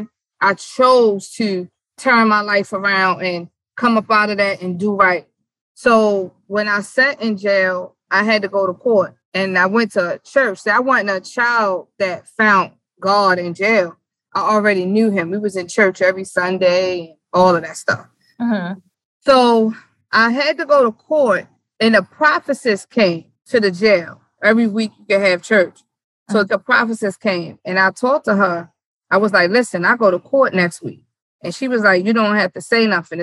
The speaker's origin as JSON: {"language": "English", "town": "Baltimore", "region": "Maryland", "country": "United States", "tie": "born or raised there", "also_born_or_lived": "New York", "said": "born in New York. I grew up here in Baltimore"}